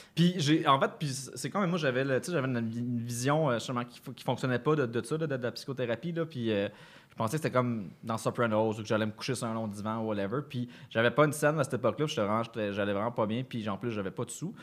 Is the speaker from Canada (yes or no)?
yes; Granby, Quebec, Canada; quand j'étais jeune, là, à Granby